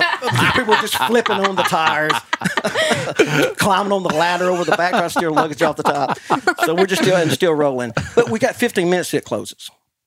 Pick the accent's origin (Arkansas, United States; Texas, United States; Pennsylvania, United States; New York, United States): Arkansas, United States; Taylor; this little boy from Taylor, Arkansas